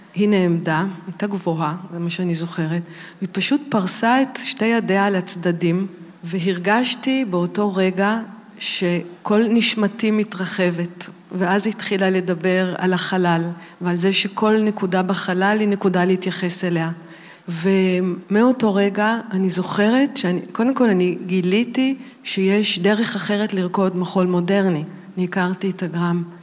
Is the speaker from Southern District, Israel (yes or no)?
no; Tel Aviv, Tel Aviv District, Israel; אני גדלתי בתל אביב